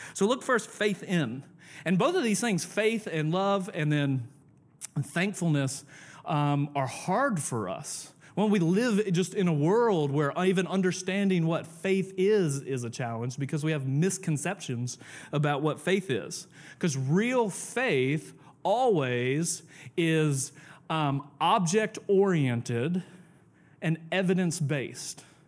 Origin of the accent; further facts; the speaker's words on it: the South, United States; I'm from the South